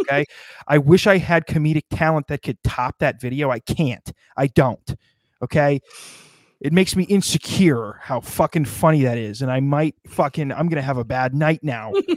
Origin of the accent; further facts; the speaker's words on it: United States; I'm an American